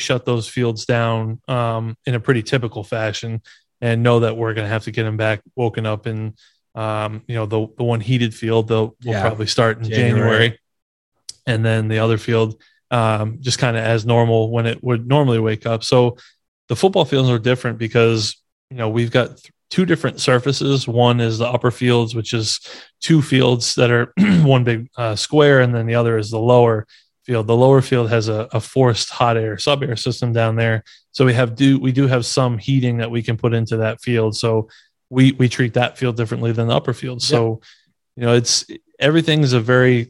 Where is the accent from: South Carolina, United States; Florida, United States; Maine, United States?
Maine, United States; moved away; coming from New England, born and raised in Maine, went to school at UMass